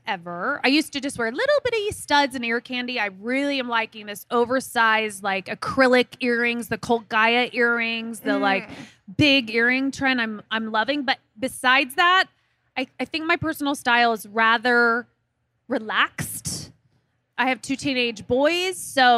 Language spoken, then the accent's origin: English; Midwest, United States; I'm from the Midwest